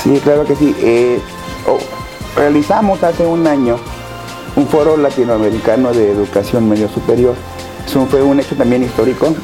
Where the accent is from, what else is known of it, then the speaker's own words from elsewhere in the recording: Tampico, Tamaulipas, Mexico; now in Ciudad Madero, Mexico; nací en Tampico, crecí en Tampico, estudié en Tampico